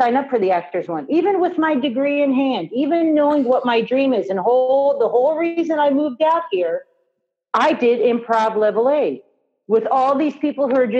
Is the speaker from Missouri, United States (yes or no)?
no; Kansas, United States; moved away as an adult; now in California, United States; I'm from Kansas.